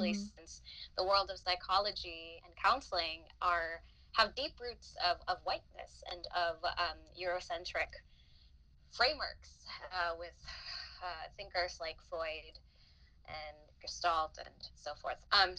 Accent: Philippines; now in United States; I am a first generation Filipina. And when I say first generation, I mean like I was born and raised in the Philippines. And I am also a migrant or a non-US citizen.

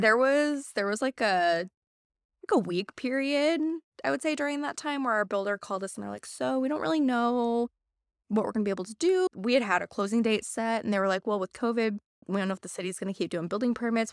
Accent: Missouri, United States; moved away as an adult; also born or lived in Indiana / Wisconsin; now in Madison, United States; Born and raised in Missouri.

